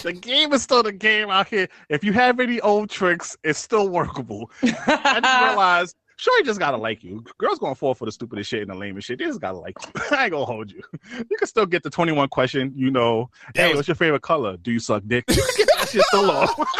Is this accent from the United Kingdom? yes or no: no; New York City, New York, United States; we're from New York City